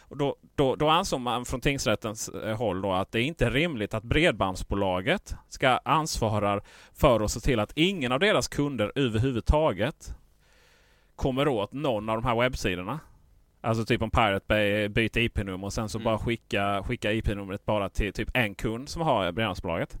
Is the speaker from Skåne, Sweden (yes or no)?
yes; Skåne, Sweden